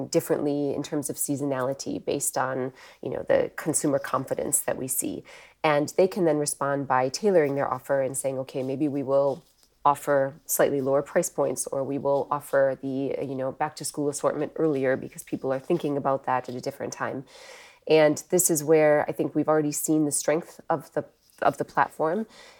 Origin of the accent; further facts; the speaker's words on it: Wisconsin, United States; now in United Kingdom; as you can probably tell from my accent, I'm not born in the UK. I'm actually from the US originally. I grew up in the Midwest in Wisconsin.